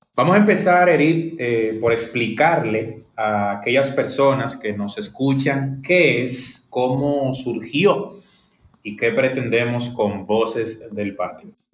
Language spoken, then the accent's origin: Spanish; Dominican Republic; soy un dominicano